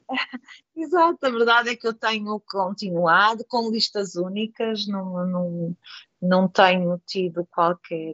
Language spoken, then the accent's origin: Portuguese; Porto, Norte, Portugal; moved away as an adult; now in Valadares, Portugal; sou natural do Porto e vim para Valadares por, por casamento